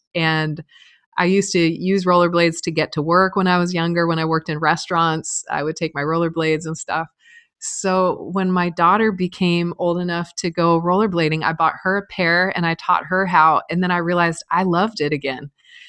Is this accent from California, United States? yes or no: no; Reno, Nevada, United States; Reno, Nevada. And no siblings.